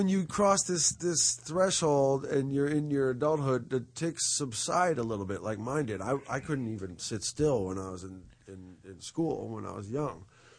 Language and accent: English; New York, United States; I was from New York